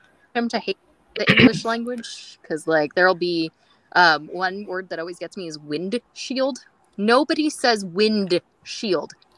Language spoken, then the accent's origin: English; California, United States; accent: California; I've been told that I have a California accent